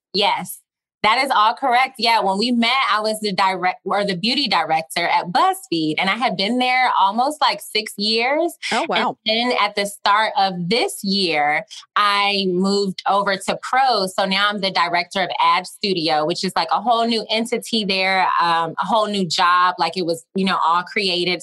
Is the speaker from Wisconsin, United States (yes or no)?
no; Augusta, Georgia, United States; accent: twang; moved away; I'm from Augusta, which is like a smaller town